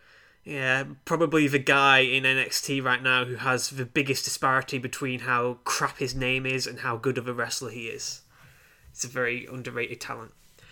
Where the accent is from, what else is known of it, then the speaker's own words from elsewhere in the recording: United Kingdom; In case you haven't noticed, we're British